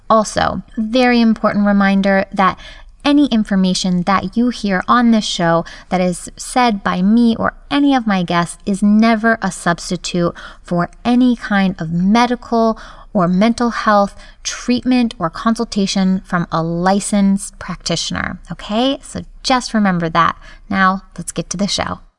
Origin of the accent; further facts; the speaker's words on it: São Paulo, Brazil; first language Japanese; English is a second language; also born or lived in Japan / Maryland; now in Los Angeles, United States; I come from Sao Paulo, Brazil.